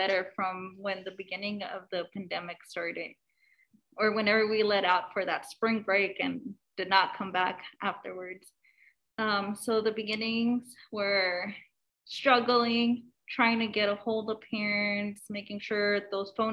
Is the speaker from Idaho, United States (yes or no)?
no; Eagle Pass, Texas, United States; now in Austin, United States; I'm from Eagle Pass, so Southwest Texas border